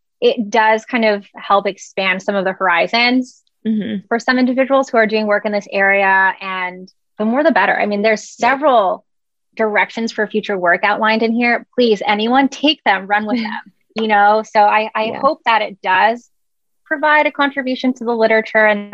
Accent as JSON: {"language": "English", "country": "Canada", "moved": "yes", "said": "I'm Canadian."}